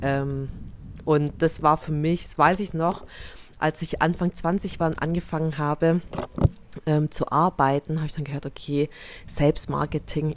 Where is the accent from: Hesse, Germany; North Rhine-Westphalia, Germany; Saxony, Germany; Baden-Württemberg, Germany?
Baden-Württemberg, Germany; near Stuttgart; accent: Swabian; bezeichne mich gerne als schwäbische Vietnamesin, meine Eltern kommen aus Vietnam, ich bin hier in der Nähe von Stuttgart aufgewachsen